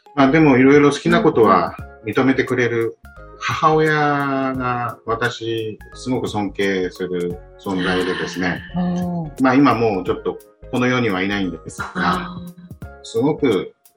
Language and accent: Japanese; Yokoshibahikari, Chiba, Japan; 私、この横芝光町で生まれて育ったんで。